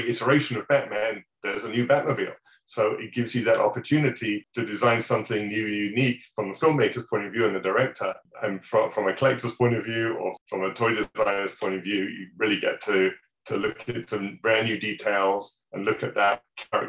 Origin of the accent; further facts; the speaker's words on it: England, United Kingdom; moved away; my hometown, back in England